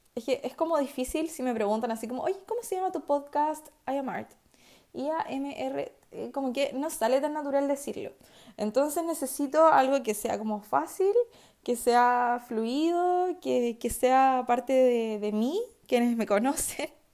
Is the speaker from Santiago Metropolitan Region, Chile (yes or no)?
no; Chillán, Ñuble, Chile; Chillán. Conmemoración de mi ciudad natal